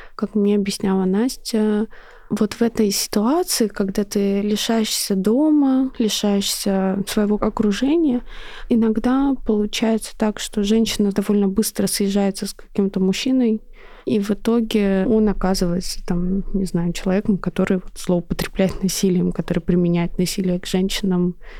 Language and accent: Russian; Russia; я из России